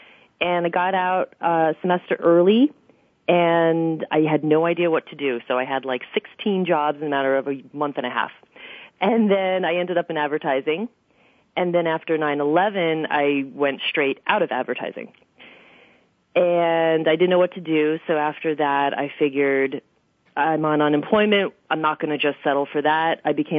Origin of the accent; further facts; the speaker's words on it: New York City, New York, United States; I am born and raised in Queens, Forest Hills.